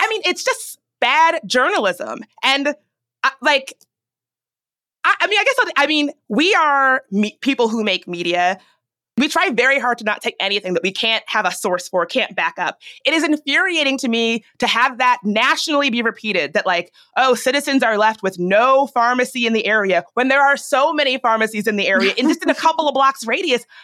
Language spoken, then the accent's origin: English; Richmond, Virginia, United States; now in Washington, D.C., United States; I grew up in Richmond.